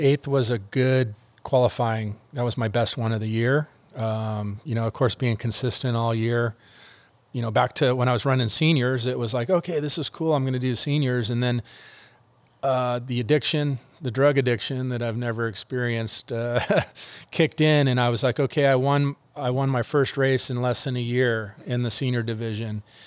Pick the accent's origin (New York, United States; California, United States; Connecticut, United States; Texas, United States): California, United States; El Segundo; moving to El Segundo, my hometown